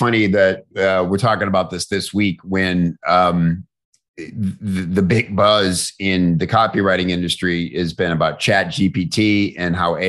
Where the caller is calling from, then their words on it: St. Petersburg, Florida, United States; I'm in St. Petersburg, Florida.